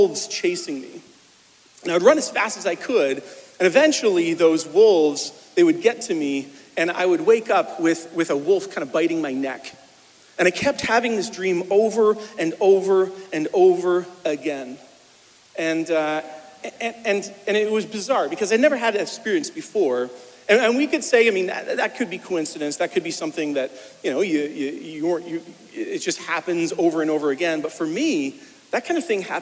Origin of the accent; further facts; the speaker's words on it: Winchester, Ontario, Canada; moved away as an adult; also born or lived in New York; now in Kemptville, Canada; I was born over in Winchester